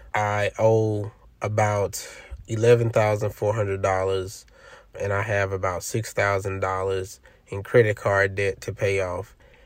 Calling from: Los Angeles, California, United States; Hello, Matt and Joel. … I'm calling from Los Angeles, California.

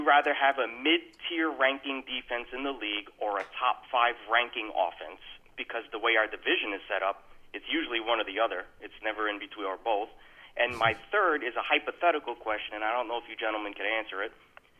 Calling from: Texas, United States; Hey, guys. This is … from Texas.

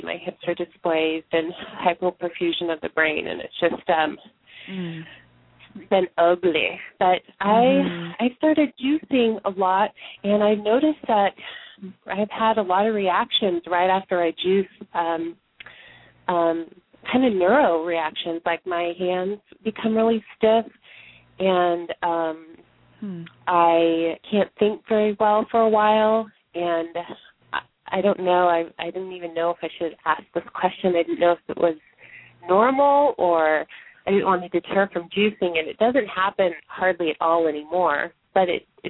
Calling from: Eugene, Oregon, United States; I'm from Eugene, Oregon.

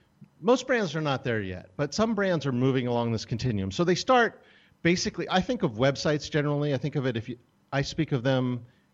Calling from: Portland, Oregon, United States; also born or lived in California; Portland, Oregon.

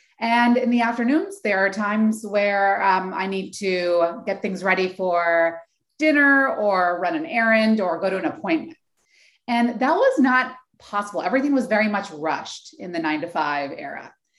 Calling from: Oakland, California, United States; So I'm calling in from the San Francisco Bay Area, more specifically Oakland, California.

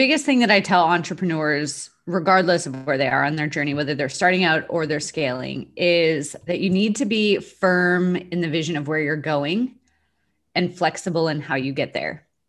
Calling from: Dallas, Texas, United States; Dallas, Texas.

